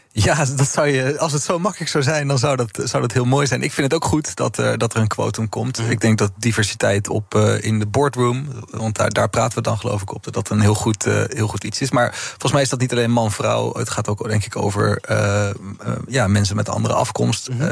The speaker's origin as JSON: {"language": "Dutch", "country": "Netherlands", "also_born_or_lived": "Amsterdam", "said": "we dus als Nederlanders"}